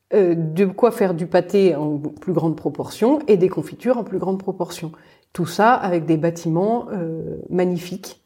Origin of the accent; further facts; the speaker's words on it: Paris, Île-de-France, France; moved away; On est parisienne